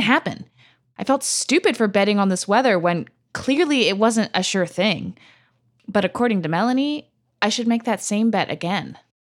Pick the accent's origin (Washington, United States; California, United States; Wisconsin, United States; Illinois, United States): California, United States; now in New York City, United States; California, my home state